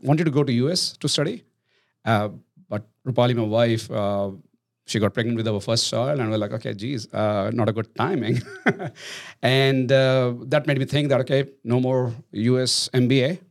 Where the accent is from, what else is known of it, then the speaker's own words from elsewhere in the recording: India; moved away as an adult; now in Australia; I'm Indian